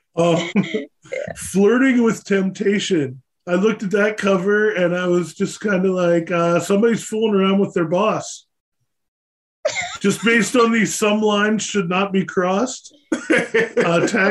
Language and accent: English; Pennsylvania, United States; i'm from pennsylvania i'm an east coast guy